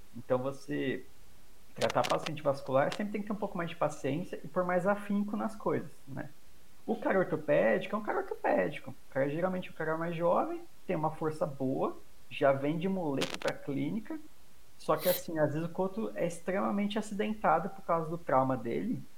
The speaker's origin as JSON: {"language": "Portuguese", "region": "São Paulo", "country": "Brazil", "said": "Eu, eu sou de São Paulo"}